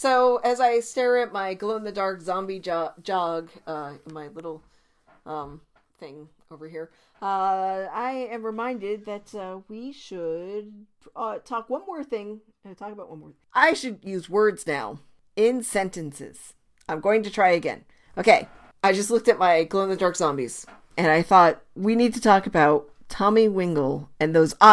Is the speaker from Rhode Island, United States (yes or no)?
yes; Rhode Island, United States; having an Ivy League in my home state